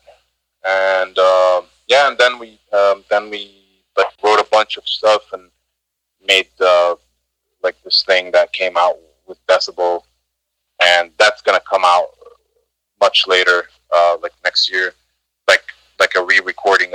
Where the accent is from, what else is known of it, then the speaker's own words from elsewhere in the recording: Egypt; moved away; my home country, Egypt